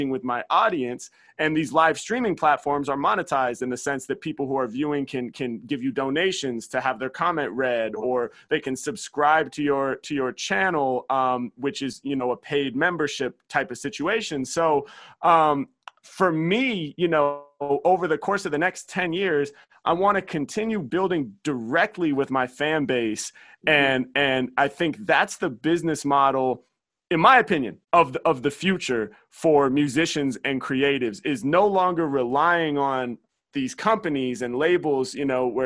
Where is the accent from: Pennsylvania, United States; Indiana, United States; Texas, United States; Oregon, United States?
Oregon, United States; Portland; Portland, my hometown